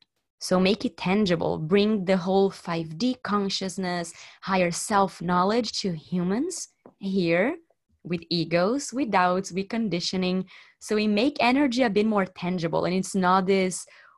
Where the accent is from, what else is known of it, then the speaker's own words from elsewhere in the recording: Brazil; now in Barcelona, Spain; I'm from Brazil. I'm living in Barcelona